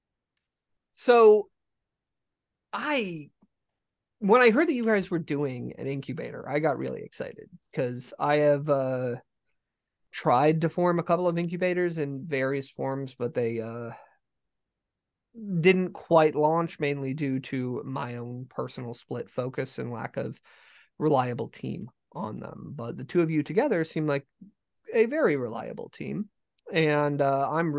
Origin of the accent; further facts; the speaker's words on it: Colorado, United States; moved away; I actually grew up in Colorado